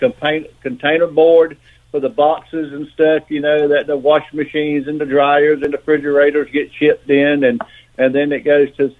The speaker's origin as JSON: {"language": "English", "area": "South Georgia", "region": "North Florida", "country": "United States", "said": "I'm from North Florida, South Georgia. Live in Florida now"}